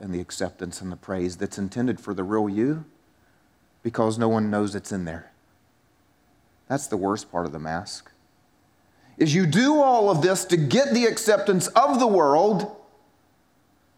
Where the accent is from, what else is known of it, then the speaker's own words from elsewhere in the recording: South Carolina, United States; moved away as an adult; I was from South Carolina and had an accent that it shows that I'm from South Carolina